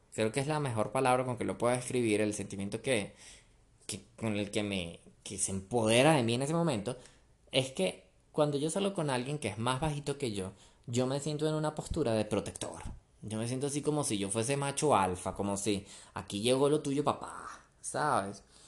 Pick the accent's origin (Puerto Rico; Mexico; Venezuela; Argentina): Venezuela; moved away as an adult; now in Colombia; yo crecí en Venezuela